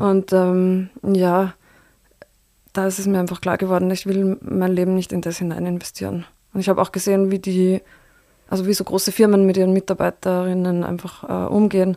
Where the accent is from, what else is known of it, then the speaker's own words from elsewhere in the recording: Linz, Upper Austria, Austria; moved away as an adult; also born or lived in Berlin / Beijing; now in Vienna, Austria; Linz ist meine Heimatstadt